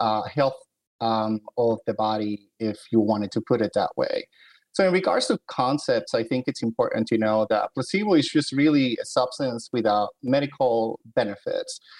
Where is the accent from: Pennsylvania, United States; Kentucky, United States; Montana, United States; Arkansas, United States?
Pennsylvania, United States; Philadelphia; moved away as an adult; also born or lived in New Haven, Connecticut; I'm originally from Philadelphia, so I stayed in the Northeast